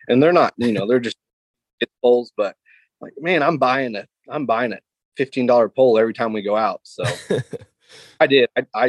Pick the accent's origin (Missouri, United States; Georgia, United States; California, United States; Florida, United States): Missouri, United States; I live in between Palmy and Truman. I grew up on Lake of the Ozarks.